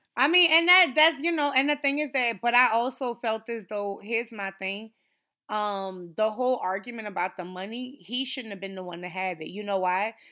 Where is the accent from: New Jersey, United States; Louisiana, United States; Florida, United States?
Louisiana, United States; New Orleans; I am from New Orleans